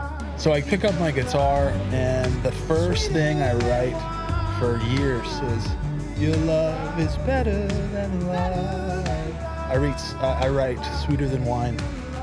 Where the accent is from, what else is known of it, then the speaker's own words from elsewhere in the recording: Lynchburg, Virginia, United States; moved away as an adult; God calls me back to my hometown, Lynchburg.